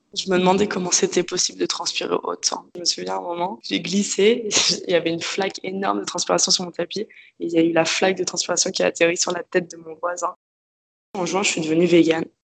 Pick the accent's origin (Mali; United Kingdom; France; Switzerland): France; Paris, Île-de-France; moved away as an adult; now in Australia; Je suis née à Paris. J'ai vécu à Paris dans le 11e arrondissement, à côté de Bastille avec euh, mes parents